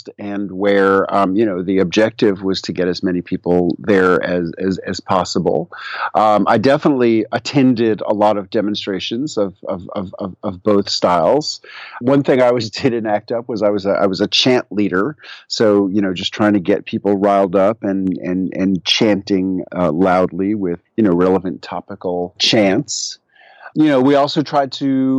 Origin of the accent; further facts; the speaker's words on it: New York City, New York, United States; moved away as an adult; also born or lived in Middle Tennessee; now in Tennessee, United States; I migrated down here 25 years ago from New York City, where I grew up.